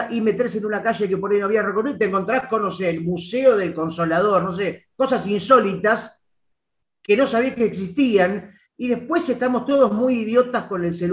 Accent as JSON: {"language": "Spanish", "region": "Buenos Aires", "country": "Argentina", "said": "Aún siendo porteño y aún viviendo todos los días, a veces uno creo que pierde la perspectiva de lo que es esta ciudad"}